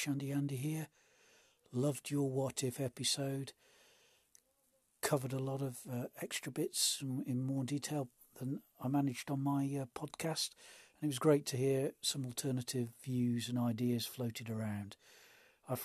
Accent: United Kingdom; being a Brit

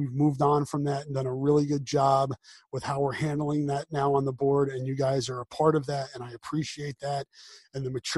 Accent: East Coast, United States; accent: East Coast; now in Iowa City, United States; I try mightily to suppress my East Coast accent.

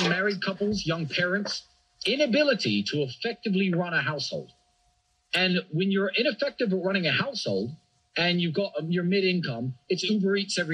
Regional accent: England, United Kingdom; now in Romania; my home country of England

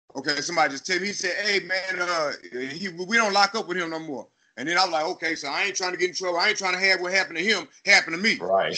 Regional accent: Killeen, Texas, United States; also born or lived in Chicago / Austin, Texas; I was born in Chicago, but raised in a little city called Killeen, Texas.

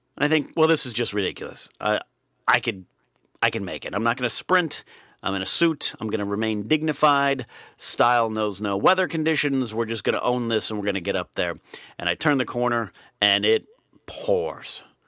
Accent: California, United States; Even though my hometown is three hours north, very rarely did we venture uh, north past Pismo Beach

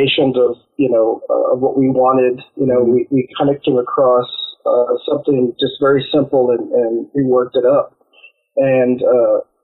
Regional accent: Texas, United States; I'm from Texas

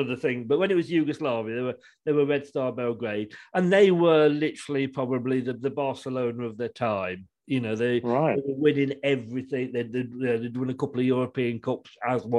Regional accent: Leicester, East Midlands, United Kingdom; now in Dorset, United Kingdom; I was born and bred in Evington, which is just like, you know, part of Leicester. So yeah, I'm a Leicester lad.

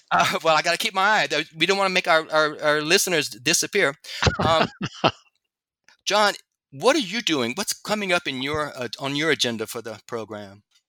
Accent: Louisiana, United States; my home state, Louisiana

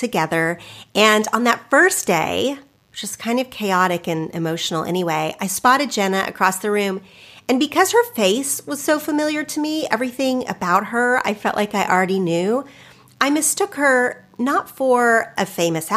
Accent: Oklahoma, United States; where I grew up in Oklahoma

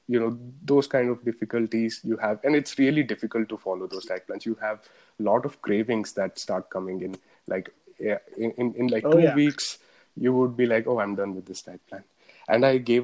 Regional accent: Bangalore, Karnataka, India; I'm from Bangalore, from India

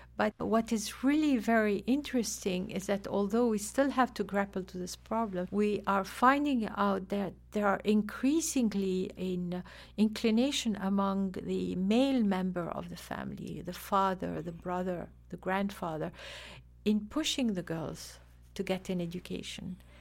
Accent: Lebanon; now in Afghanistan; originally I'm from Lebanon

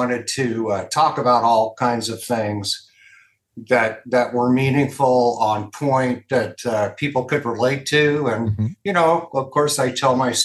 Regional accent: Los Angeles, California, United States; moved away as an adult; now in Las Vegas, United States; I was born in Los Angeles, and I lived there my entire life till last January when. I moved to Las Vegas.

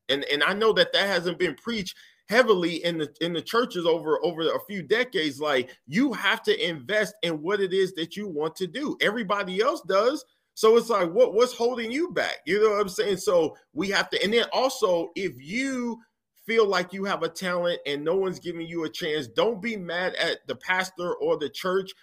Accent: United States; I'm an American

